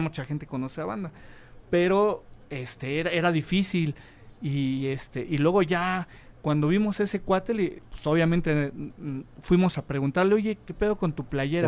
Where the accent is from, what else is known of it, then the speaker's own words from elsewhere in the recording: Mexico City, Mexico; also born or lived in Agrícola Oriental, Iztacalco; Yo soy este, oriundo de la Benito Juárez